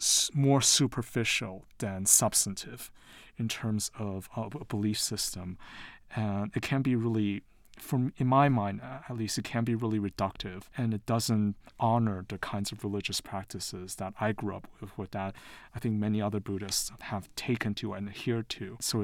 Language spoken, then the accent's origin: English; Taiwan; also born or lived in London / United States / New York; now in Utah, United States; I'm originally from Taiwan. I was born in London, but I grew up in Taiwan and the US, and I lived in New York before moving to Utah.